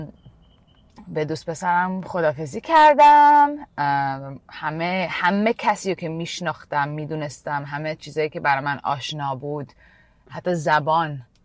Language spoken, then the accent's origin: Persian; Canada; moved away as an adult; also born or lived in Iran / India; now in United States; از ایران مهاجرت کردم 6 سالگی به کانادا